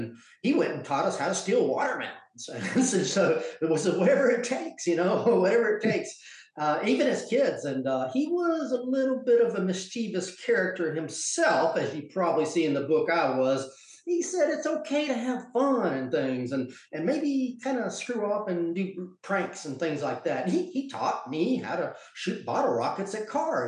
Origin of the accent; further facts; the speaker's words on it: Georgia, United States; also born or lived in South Carolina; I grew up in Georgia and South Carolina, and it was a ordinary childhood, kind of in the countryside